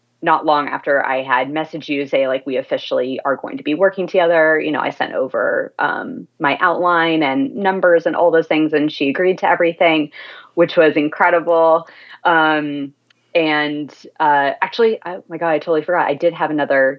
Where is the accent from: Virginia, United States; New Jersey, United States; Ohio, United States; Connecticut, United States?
Virginia, United States; like I am, like not far from where I'm from